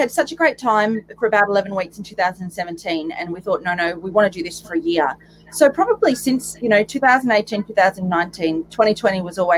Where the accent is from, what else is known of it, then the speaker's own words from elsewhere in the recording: Warwick, Queensland, Australia; so I grew up in Warwick on 40 acres.